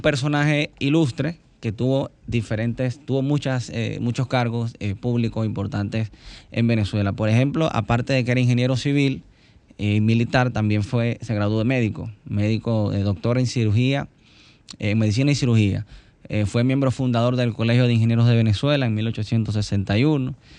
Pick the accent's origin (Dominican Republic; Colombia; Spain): Dominican Republic; nosotros como dominicanos